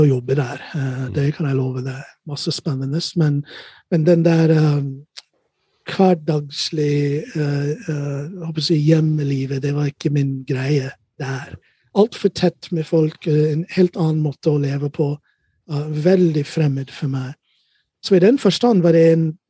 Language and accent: Norwegian; Ohio, United States; Norwegian is a second language; moved away as an adult; also born or lived in Chicago, United States / Hurum, Norway; now in Norway; Født og oppvokst i Ohio